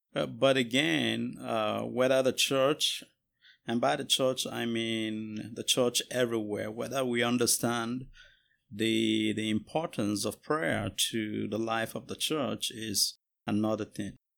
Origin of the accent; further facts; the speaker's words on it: Jos, Plateau, Nigeria; moved away as an adult; now in United States; I am a pastor from Jos, Nigeria, uh, but here in the U S, uh, going to school